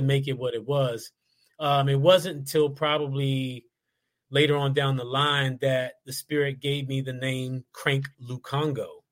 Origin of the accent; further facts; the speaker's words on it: Washington, District of Columbia, United States; accent: DC; we were the only two guys in the band that were born on the state side, and we're both from DC.